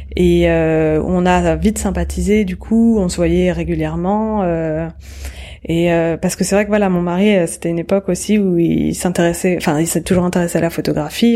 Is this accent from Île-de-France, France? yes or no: yes; Courbevoie, Île-de-France, France; also born or lived in Paris; je suis née en 1980 euh, à Paris et euh, j'ai grandi à Courbevoie, donc et à côté de la Défense